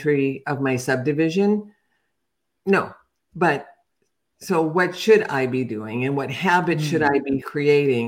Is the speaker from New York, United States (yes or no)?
no; Chicago, Illinois, United States; now in Atlanta, United States; I'm from Chicago